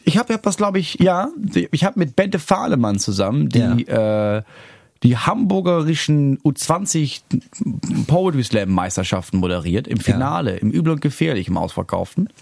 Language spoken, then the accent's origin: German; Schleswig-Holstein, Germany; ich komme aus Schleswig-Holstein